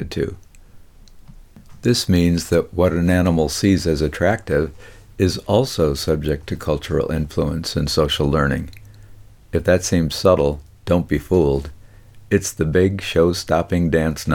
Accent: Detroit, Michigan, United States; I grew up in Detroit with lots of time outdoors

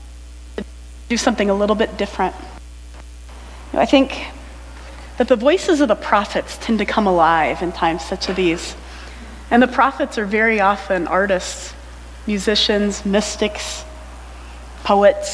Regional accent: United States; also born or lived in Ypsilanti, Michigan; I'm American

